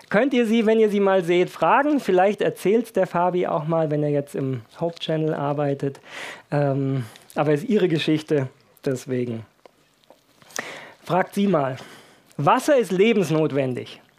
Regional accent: Baden-Württemberg, Germany; Ich bin ja in Baden-Württemberg aufgewachsen

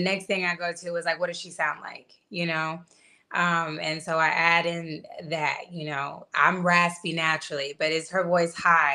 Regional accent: Atlanta, Georgia, United States; I'm from Atlanta

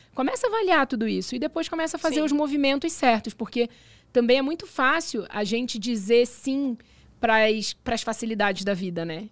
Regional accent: Brazil; now in Dubai, United Arab Emirates; eu sou brasileira

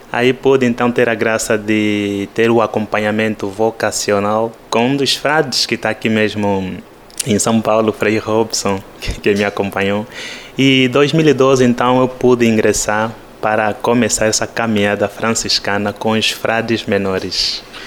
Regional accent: Angola; accent: Angolan; moved away as an adult; o nosso sotaque angolano

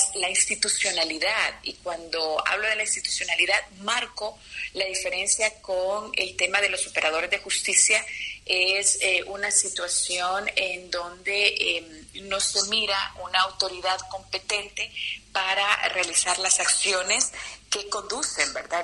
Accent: Honduras; en nuestro país, en Honduras

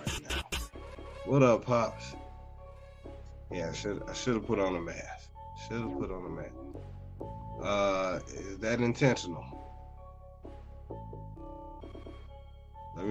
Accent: Chicago, Illinois, United States; I'm from Chicago

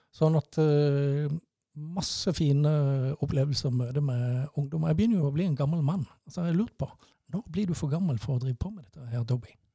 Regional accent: Mandal, Agder, Norway; moved away as an adult; Jeg er født og oppvokst i Mandal, og bodde i Mandal til, fram til 1985

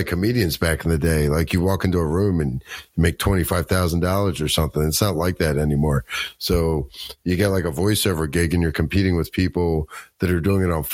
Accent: Baltimore, Maryland, United States; moved away as an adult; also born or lived in Colorado; I'm from Baltimore, Maryland. And I grew up here, and then I moved out to Colorado for about 20 years and then moved back here.

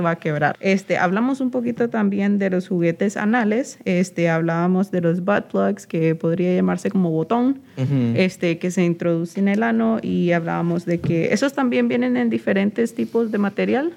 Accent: Nicaragua; yo soy de Nicaragua

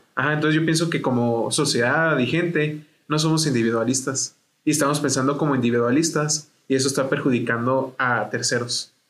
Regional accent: Mexico; como mexicanos

